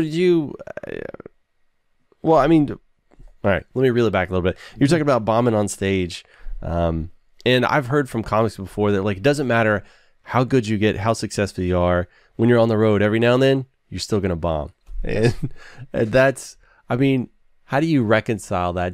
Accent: Nacogdoches, Texas, United States; I was born in Nacogdoches

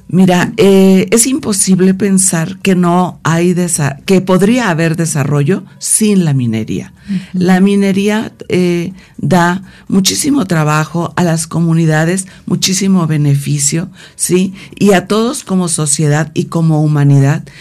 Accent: Guerrero, Mexico; porque yo soy de Guerrero

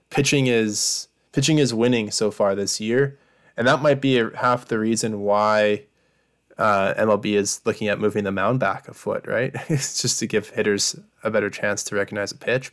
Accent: Lloydminster, Saskatchewan, Canada; moved away as an adult; I was born here in Saskatoon and then grew up about three hours away

